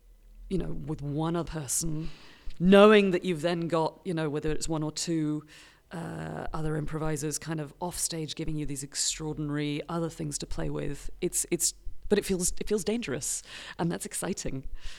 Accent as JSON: {"language": "English", "country": "United Kingdom", "said": "I'm British"}